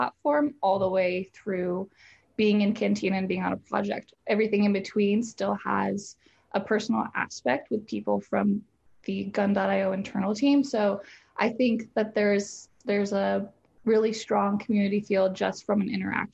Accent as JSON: {"language": "English", "region": "Nebraska", "country": "United States", "moved": "yes", "lives_now": "Nashville, United States", "said": "I'm originally from Nebraska"}